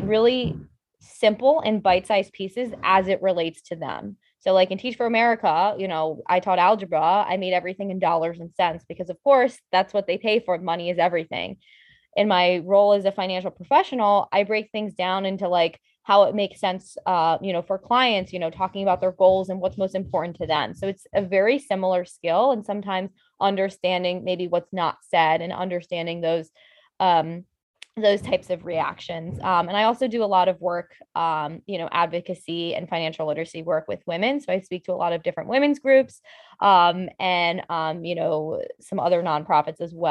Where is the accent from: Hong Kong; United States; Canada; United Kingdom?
United States; Bethesda, Maryland; also born or lived in Michigan / Chicago; I'm from Bethesda, you know, born and raised here.